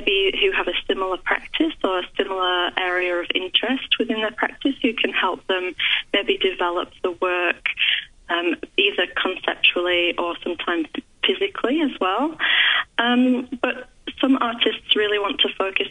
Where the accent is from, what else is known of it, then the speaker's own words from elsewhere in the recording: Yorkshire and the Humber, United Kingdom; moved away as an adult; now in Melbourne, Australia; I'm originally from West Yorkshire, but I've been in Melbourne about 15 years